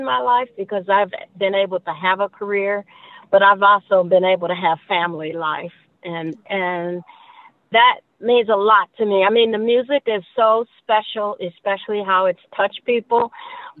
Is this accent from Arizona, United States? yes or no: no; Gary, Indiana, United States; I grew up in a musical family in church in Gary, Indiana